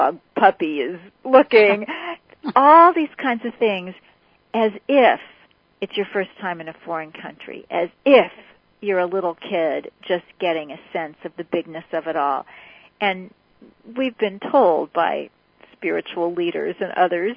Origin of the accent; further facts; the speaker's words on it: Kansas City, United States; I grew up in Kansas City